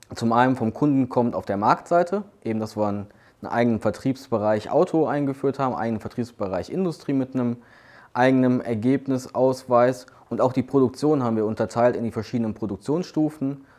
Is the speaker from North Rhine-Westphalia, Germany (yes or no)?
yes; Duisburg, North Rhine-Westphalia, Germany; Ich bin ähm, gebürtiger Duisburger, habe auch in Duisburg studiert